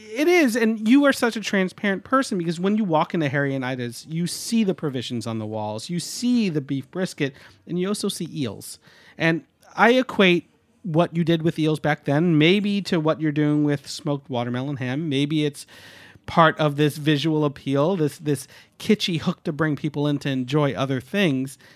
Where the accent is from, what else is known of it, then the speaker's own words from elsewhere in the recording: the Hudson, New York, United States; I grew up on the Hudson and learned how to fillet a shad at a very young age